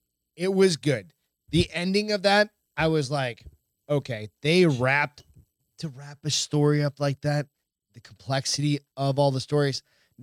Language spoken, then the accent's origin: English; Montana, United States; I'm from Montana and I live in...